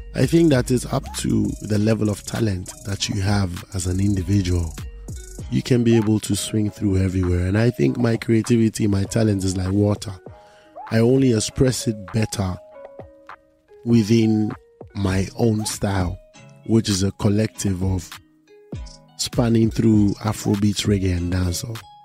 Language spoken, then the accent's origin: English; Volta, Ghana; Volta region where I come from